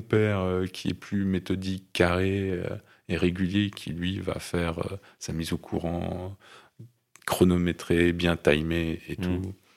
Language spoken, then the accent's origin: French; Nouvelle-Aquitaine, France; c'est là où j'ai grandi